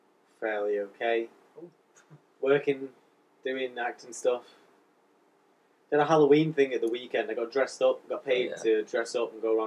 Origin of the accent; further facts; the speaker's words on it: United Kingdom; accent: a little bit posh, but a little bit northern; Because I'm a little bit posh, but a little bit northern.